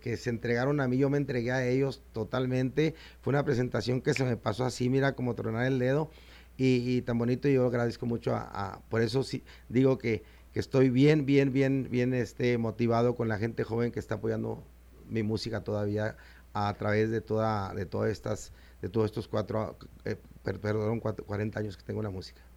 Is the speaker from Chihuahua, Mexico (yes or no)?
yes; Chihuahua, Mexico; yo soy lo norteño, lo norteño hasta el tope de, de Chihuahua, Chihuahua